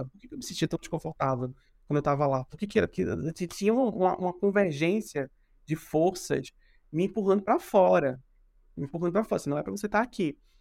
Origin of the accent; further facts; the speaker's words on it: Recife, Pernambuco, Brazil; now in São Paulo, Brazil; Eu sou de pernambucano de Recife